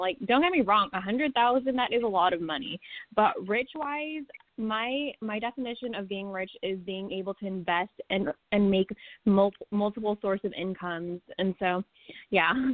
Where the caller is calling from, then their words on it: California, United States; calling from Cali.